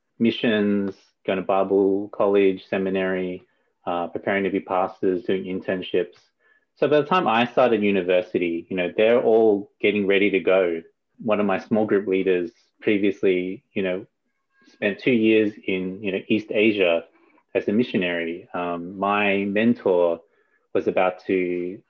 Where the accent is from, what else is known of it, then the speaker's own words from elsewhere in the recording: Australia; when I was a kid in primary school or elementary school, what you, like under 12, right? Like I would see myself as Australian, like I would hang out with white Australian kids